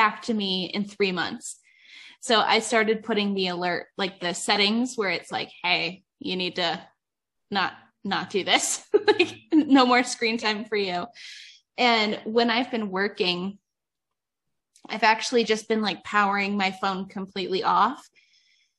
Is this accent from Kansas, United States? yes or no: no; Ohio, United States; moved away as an adult; now in Nevada, United States; I'm from Ohio and I moved out here.